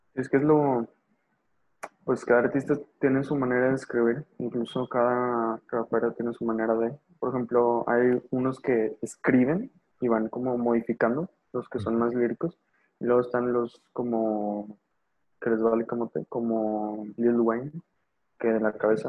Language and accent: Spanish; northern Mexico, Mexico; Soy, norteño